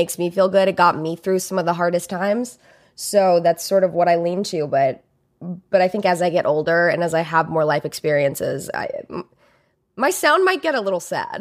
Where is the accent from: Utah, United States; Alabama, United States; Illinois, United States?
Alabama, United States; I grew up in Alabama